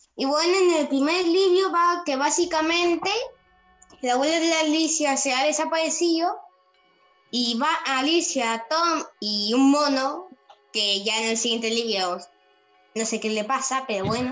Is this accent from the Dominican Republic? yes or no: no; Villanueva de Gaivas, Málaga, Andalusia, Spain; soy de Villanueva de Gaivas